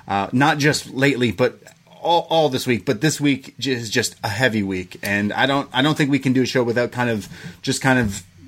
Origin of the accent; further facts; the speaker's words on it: Canada; we are Canadian